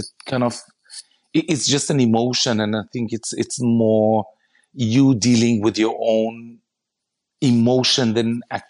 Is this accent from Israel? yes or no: yes; Israel; you know, I come from Israel, and the majority of my family lives in Israel, and my wife is Aussie